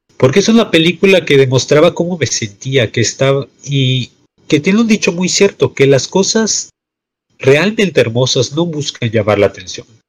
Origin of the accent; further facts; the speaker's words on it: Mexico; en este bello slash horrible país, pero que técnicamente somos orgullosamente mexicanos